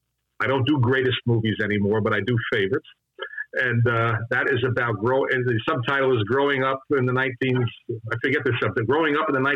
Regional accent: Northeast, United States; now in Houston, United States; I'm in Houston, but I'm not from here. I'm from the Northeast.

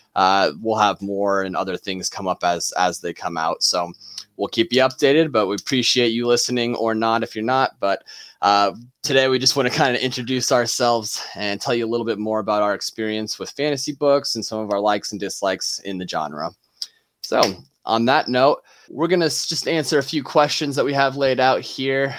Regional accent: Nebraska, United States; we're all three from Nebraska

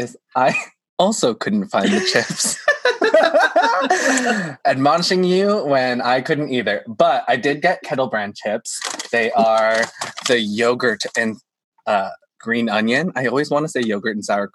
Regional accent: California, United States; now in Canada; I live in Canada, even though I grew up in California with Michelle

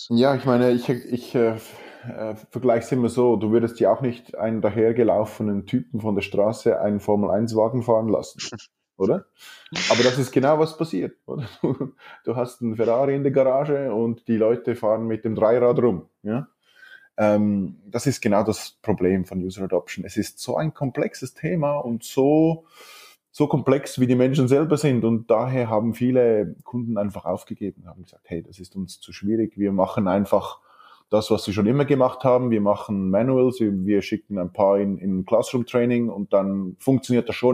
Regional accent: Zurich, Switzerland; accent: Swiss; also born or lived in Finland; Ähm, ich bin gebürtiger Finne, bin aber in Zürich aufgewachsen, ja, äh, meinem schönen Schweizer Akzent. Ähm, Zürich aufgewachsen

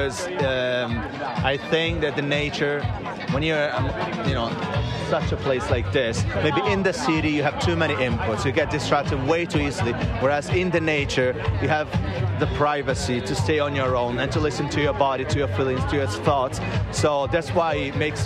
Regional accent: Chianti, Tuscany, Italy; also born or lived in Florence / Milan; I was born and raised in Chianti

